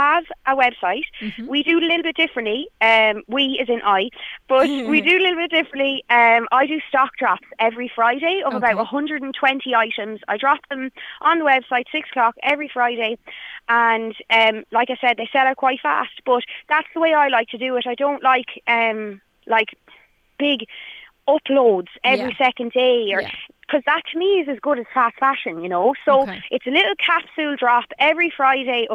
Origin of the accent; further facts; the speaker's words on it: Ireland; as Irish people